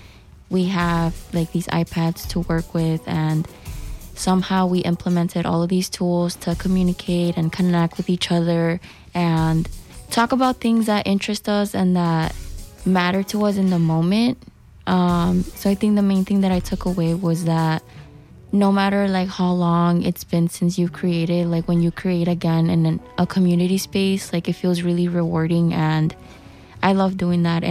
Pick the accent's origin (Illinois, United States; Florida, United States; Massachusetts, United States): Illinois, United States; Chicago; I am from the Little Village community